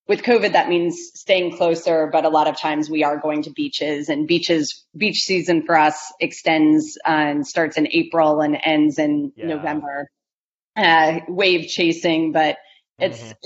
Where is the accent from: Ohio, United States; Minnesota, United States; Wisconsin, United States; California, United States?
Ohio, United States; growing up in Ohio